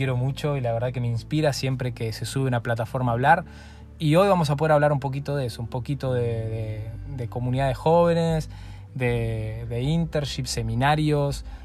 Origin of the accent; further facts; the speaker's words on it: Argentina; now in Reus, Spain; Y a mí me sale que me, escuchan en mi país también, en Argentina, que escucha gente, bueno, obviamente por aquí, por la zona de Reus, Tarragona, de toda esta zona.